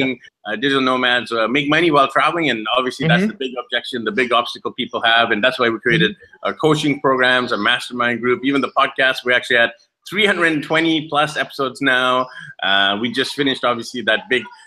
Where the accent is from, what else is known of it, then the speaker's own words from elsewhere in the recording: Vancouver, British Columbia, Canada; I'm actually from Vancouver, Canada